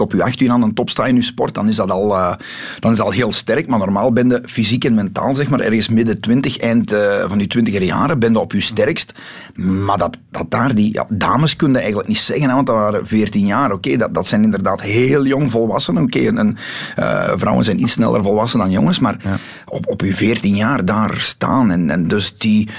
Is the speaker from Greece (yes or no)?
no; the Kempen, Flanders, Belgium; we hebben bij ons in de Kempen heel zware zandgrond